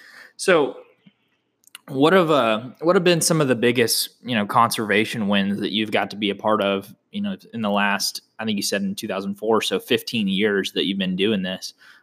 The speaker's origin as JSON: {"language": "English", "region": "Oklahoma", "country": "United States", "moved": "yes", "lives_now": "Texas, United States", "said": "I'm from Oklahoma"}